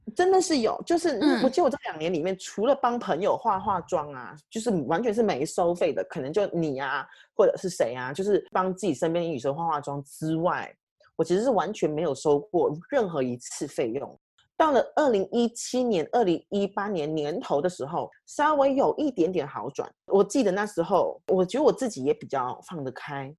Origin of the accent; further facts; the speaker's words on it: Malaysia; now in United Kingdom; 我是马来西亚人